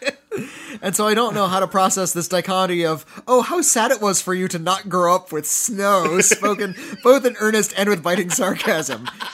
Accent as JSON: {"language": "English", "town": "Santa Monica", "region": "California", "country": "United States", "tie": "born or raised there", "said": "I was born in Santa Monica, California"}